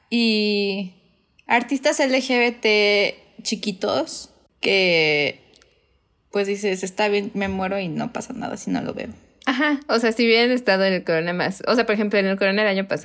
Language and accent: Spanish; Cuernavaca, Morelos, Mexico; somos de Cuernavaca